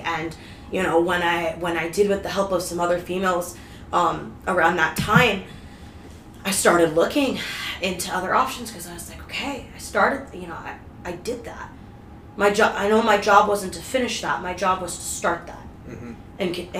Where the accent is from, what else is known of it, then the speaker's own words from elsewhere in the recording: Missouri, United States; also born or lived in Bulgaria; I grew up in the Midwest. I was adopted from Bulgaria. Came here when I was 3 years old and, you know, lived my whole life in Missouri.